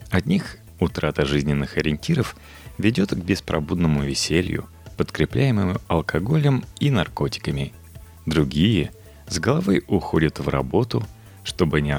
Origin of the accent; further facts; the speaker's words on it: Moscow, Russia; Мне 27 лет. Всю свою жизнь я прожил в Москве. Родился на Арбате, в доме со львами.